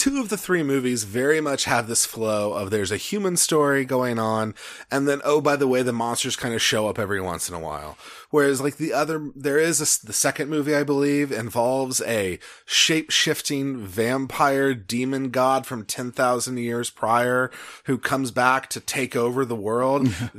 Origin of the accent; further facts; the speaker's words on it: Texas, United States; I'm from Texas.